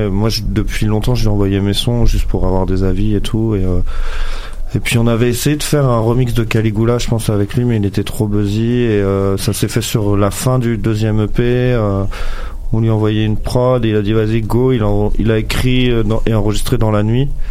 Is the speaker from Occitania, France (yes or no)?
no; Angers, Pays de la Loire, France; also born or lived in Paris; moi je suis originaire d'Angers, dans l'ouest de France